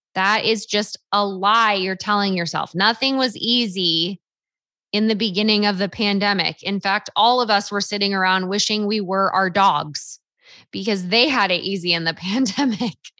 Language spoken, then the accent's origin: English; Half Moon Bay, California, United States; moved away as an adult; also born or lived in Rexburg, Idaho; my hometown, Half Moon Bay, California